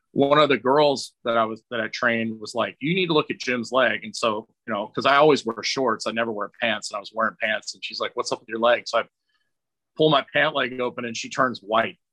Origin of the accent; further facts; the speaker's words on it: Scotland, United Kingdom; I'm Scottish